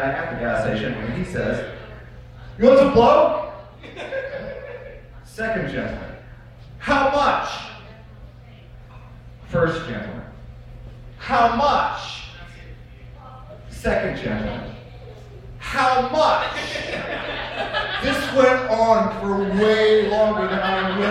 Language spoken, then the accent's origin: English; Baltimore, Maryland, United States; growing up in Baltimore City